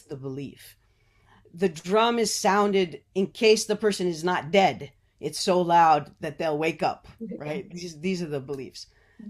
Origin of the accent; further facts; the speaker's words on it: United States; As an American